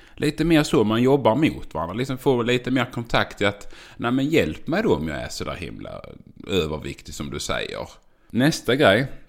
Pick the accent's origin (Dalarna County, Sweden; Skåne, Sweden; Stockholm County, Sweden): Skåne, Sweden; Göinge area; accent: skånska; Jag är född i Skåne. Jag är uppvuxen på en åker. Jag är från Göingetrakten